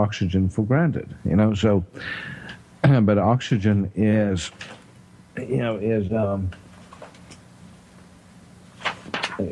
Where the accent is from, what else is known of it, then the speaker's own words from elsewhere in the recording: South Africa; accent: South African; also born or lived in Texas; now in Tyler, United States; my South African accent